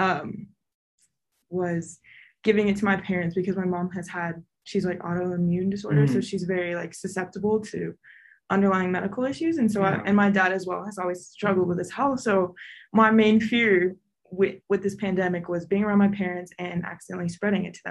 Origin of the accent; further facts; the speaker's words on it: Farmington, New Mexico, United States; I'm from Farmington, New Mexico, which is a kind of a smaller town, very conservative